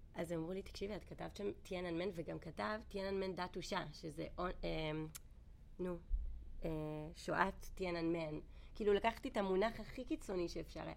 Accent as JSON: {"language": "Hebrew", "country": "Israel", "moved": "as an adult", "lives_now": "China", "said": "בתור ישראלים"}